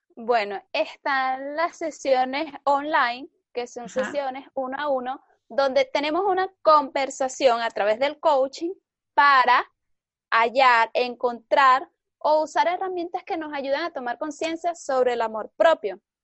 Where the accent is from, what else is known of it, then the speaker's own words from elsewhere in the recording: Venezuela; soy venezolana